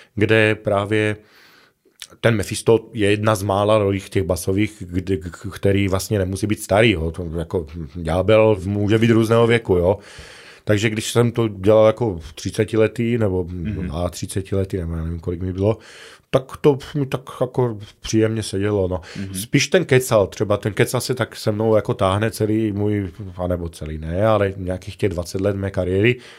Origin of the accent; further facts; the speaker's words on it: Lipany, Prešov Region, Slovakia; Czech is a second language; moved away as an adult; also born or lived in Košice; now in Ostrava, Czech Republic; Jsem narozený na východním Slovensku, v malém městečku Lipany, má, hm, zhruba třicet kilometrů od Prešova, ale studoval jsem pak posléze v Košicích